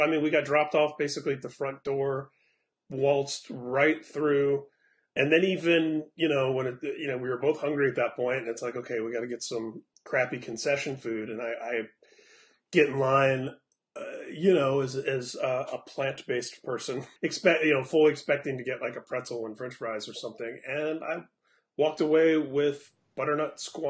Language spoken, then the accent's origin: English; Indianapolis, Indiana, United States; from the most recent Indianapolis tour stop, my hometown